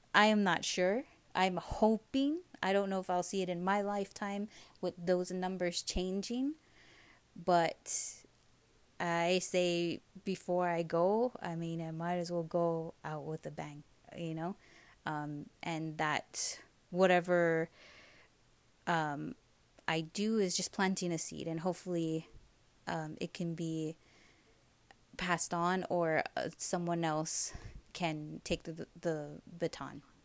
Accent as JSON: {"language": "English", "region": "Hawaii", "country": "United States", "tie": "born or raised there", "moved": "as an adult", "lives_now": "Las Vegas, United States", "said": "growing up in Hawaii aside of us being such a tiny island"}